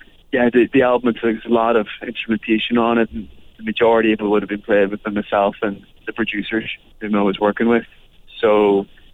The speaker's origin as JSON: {"language": "English", "region": "Northern Ireland", "country": "United Kingdom", "tie": "born or raised there", "said": "being Irish and from the north"}